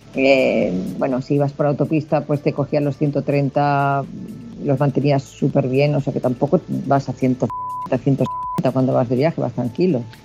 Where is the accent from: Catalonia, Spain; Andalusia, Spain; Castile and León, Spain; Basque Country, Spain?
Catalonia, Spain; Badalona; yo soy de Badalona